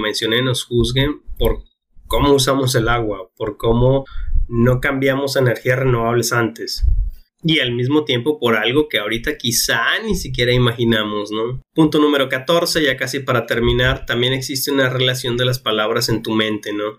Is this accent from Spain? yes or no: no; Mexico; nosotros como mexicanos estamos aquí